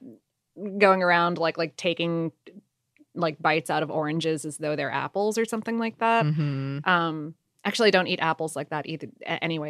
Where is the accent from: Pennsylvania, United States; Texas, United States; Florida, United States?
Florida, United States; South; I was also spoiled from growing up in South Florida